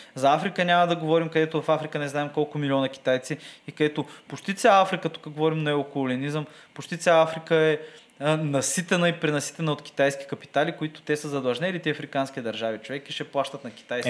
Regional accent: Bulgaria; нашата държава

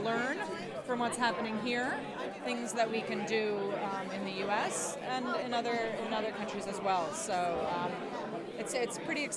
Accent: United States; As you can tell from the accent, I'm from the United States

